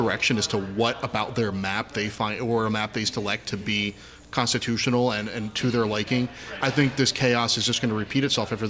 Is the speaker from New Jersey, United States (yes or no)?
no; Upper Bucks County, Pennsylvania, United States; I grew up in Upper Bucks County.